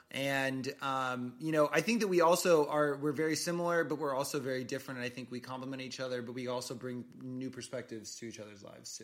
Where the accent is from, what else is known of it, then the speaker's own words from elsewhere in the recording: Nebraska, United States; now in Los Angeles, United States; we were born in Nebraska. We both moved out